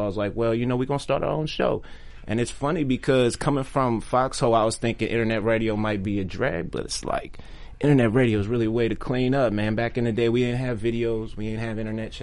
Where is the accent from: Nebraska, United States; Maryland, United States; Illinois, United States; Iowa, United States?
Maryland, United States; Maryland / D.C., United States; moved away as an adult; also born or lived in Washington, D.C.; now in Los Angeles, United States; I'm from Maryland. Maryland and D.C. DMV